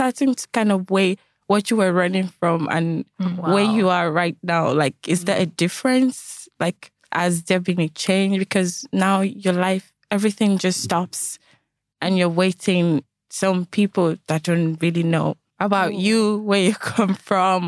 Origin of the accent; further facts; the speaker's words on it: Nigeria; now in Ireland; I'm a Nigerian